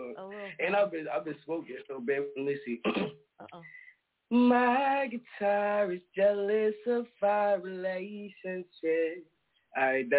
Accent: New York, United States; now in Rockford, United States; I'm in Illinois right now. I hail from New York. Oh, but I'm in the Midwest right now in Rockford.

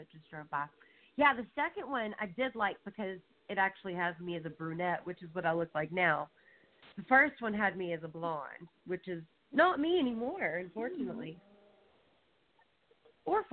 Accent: the South, United States; accent: Southern; now in California, United States; the sweet, innocent Southern accent

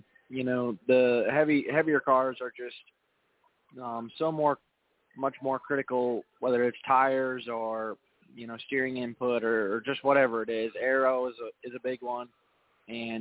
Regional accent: Wisconsin, United States; it's always going to be home to me as, you know, I'm from Wisconsin

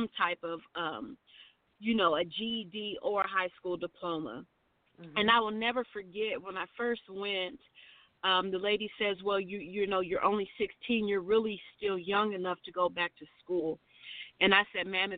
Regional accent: Louisville, Kentucky, United States; also born or lived in Salinas, California; Born and raised in Louisville, Kentucky. But I did live in Salinas, California from age 2 to 15

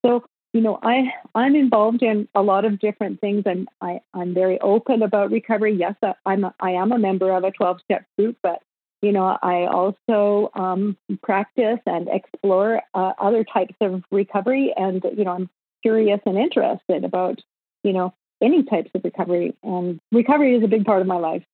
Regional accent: Winnipeg, Manitoba, Canada; moved away as an adult; also born or lived in Los Angeles, United States; now in Kelowna, Canada; I was born and raised in Winnipeg, Manitoba, which is um, the gateway to the West.

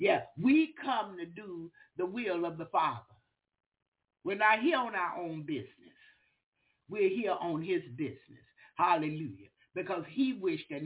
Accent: the South, United States; I'm from the South

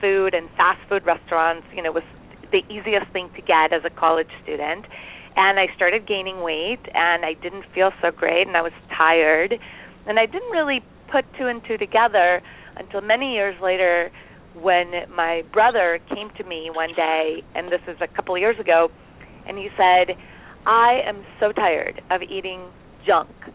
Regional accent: Costa Rica; moved away as an adult; now in United States; We grew up in Costa Rica

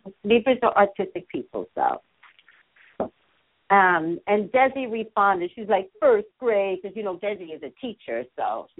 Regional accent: East Coast, New York, United States; now in California, United States; I'm from the East Coast, and in New York

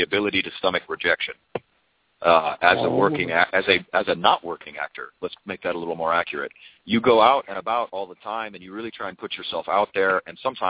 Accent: Redondo Beach, California, United States; also born or lived in Torrance, California; I was born in Torrance, Southern California. I was raised in South Bay, kind of like Redondo Beach, Hermosa Beach area

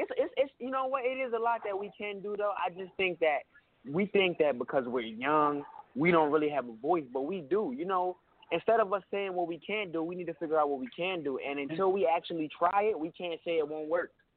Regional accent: New York City, New York, United States; I'm from Brooklyn

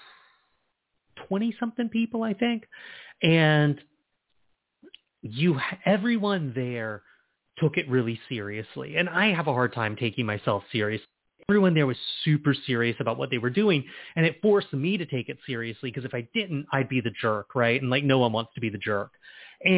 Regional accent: Charleston, South Carolina, United States; I'm from Charleston. And when I was growing up, our one independent bookstore was Chapter 2 downtown

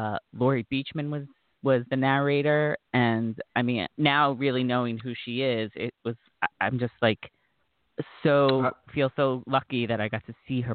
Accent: Long Island, New York, United States; I grew up on Long Island in New York, about 30 minutes outside of New York City.

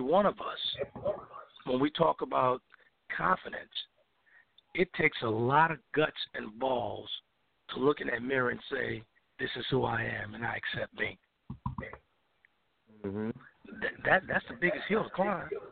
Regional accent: New Orleans, Louisiana, United States; moved away as an adult; also born or lived in Los Angeles; I'm this guy from the South, from New Orleans

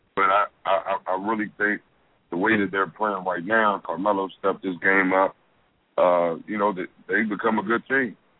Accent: Washington, District of Columbia, United States; I grew up in Washington D.C.

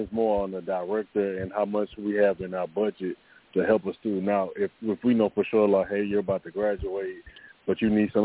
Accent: Louisiana, United States; also born or lived in Texas; I'm from Louisiana

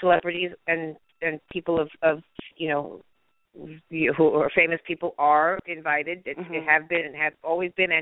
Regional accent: Beverly Hills, California, United States; I grew up in Beverly Hills, California

